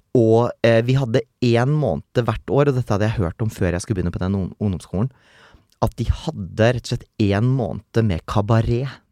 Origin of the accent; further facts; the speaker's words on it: Meland, Vestland, Norway; Jeg vokste jo opp Uh, uh, utenfor Bergen, egentlig litt sånn landlig, en halvtime nord for Bergen. Uh, et sted som da heter eh, Meland